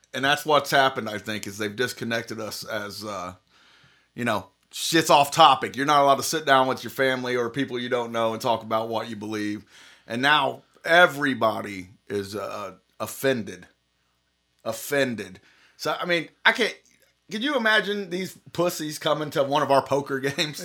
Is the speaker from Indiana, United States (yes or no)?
yes; Indiana, United States; we're from Indiana